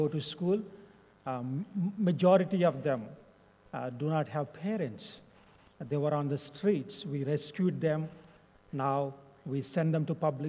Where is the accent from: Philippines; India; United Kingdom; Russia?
India; English is a second language; You can tell by my accent and my skin that I'm from India